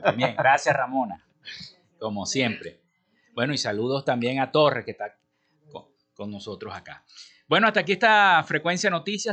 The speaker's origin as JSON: {"language": "Spanish", "town": "Maracaibo", "region": "Zulia", "country": "Venezuela", "said": "así somos los maracuchos"}